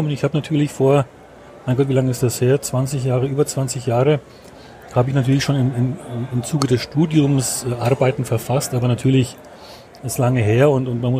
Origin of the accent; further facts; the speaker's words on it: Schwaig, Bavaria, Germany; Ich komme aus Schweig bei Nürnberg.